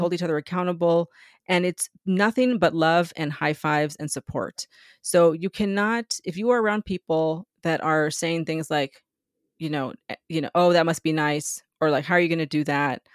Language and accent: English; San Diego, California, United States; moved away as an adult; also born or lived in New York; I grew up in San Diego near the border, like ten minutes from the Mexican border